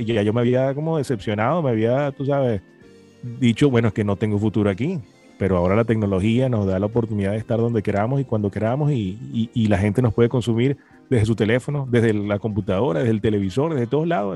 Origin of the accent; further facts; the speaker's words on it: Venezuela; moved away as an adult; also born or lived in Maracay, Venezuela; now in Miami, United States; los que salimos de Venezuela